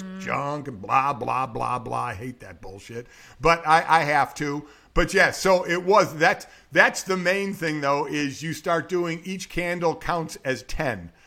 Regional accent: Cleveland, Ohio, United States; moved away; also born or lived in South Bend, Indiana; I'm from Cleveland

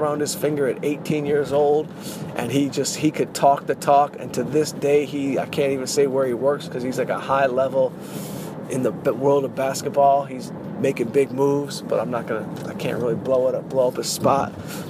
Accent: Southfield, Michigan, United States; also born or lived in Detroit; I'm from Detroit. I'm from Southfield, Michigan.

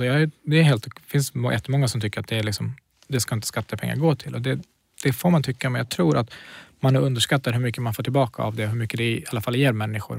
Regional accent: Knivsta, Uppsala County, Sweden; also born or lived in Kurdistan; antingen säger jag Knivsta eller så säger jag Kurdistan

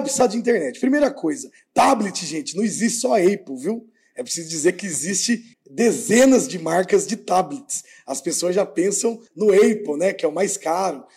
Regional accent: Sorocaba, São Paulo, Brazil; nasci, cresci, moro no Parque das Laranjeiras

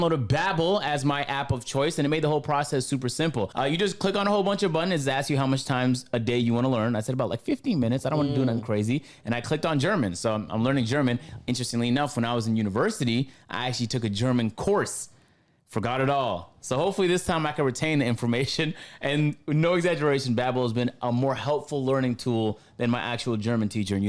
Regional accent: Canada; Look, I already know a little bit of French because I'm from Canada, so we learned it for 6 years.

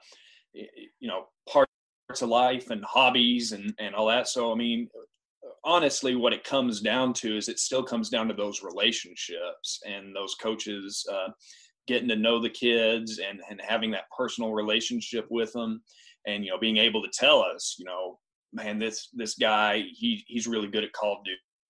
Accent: Lubbock, Texas, United States; moved away as an adult; also born or lived in Canadian, Texas; now in Stillwater, United States; I'm originally from Texas. I grew up in Lubbock

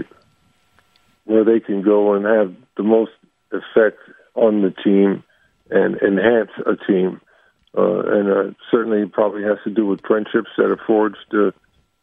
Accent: New York, United States; Growing up in New York and Harlem

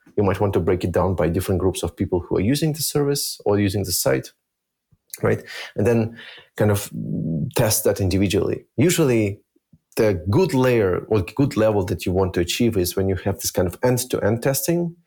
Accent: Germany; also born or lived in Minsk, Belarus; I actually grew up in Germany

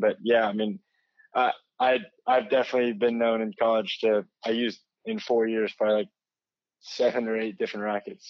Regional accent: United States; as an American

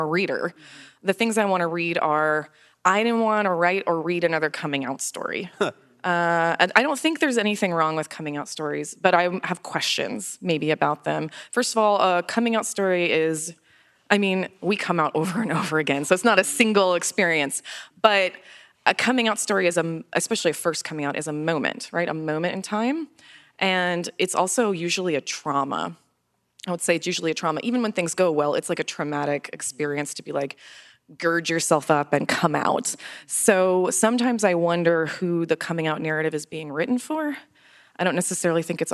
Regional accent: Florida, United States; I'm from Florida. I love Florida. I've lived there my whole life.

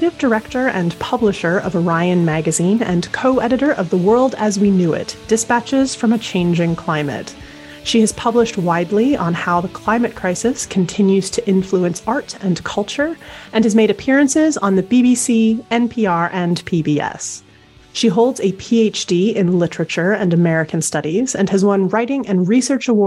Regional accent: Canada; moved away as an adult; now in United Kingdom; I'm originally from North America, from Canada

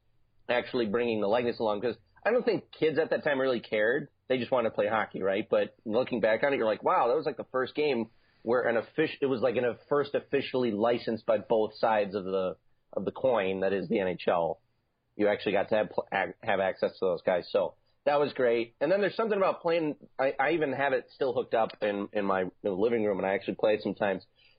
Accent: Chicago, Illinois, United States; born there; Now, I was born in Chicago, and the Blackhawks at that time were the team that I was introduced to this great game for.

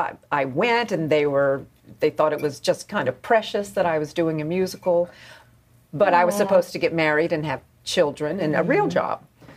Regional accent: North Carolina, United States

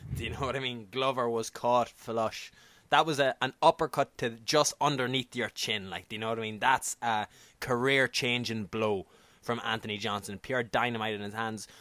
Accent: Ireland; accent: Irish; I'm an Irish media guy. I'm an Irish accent.

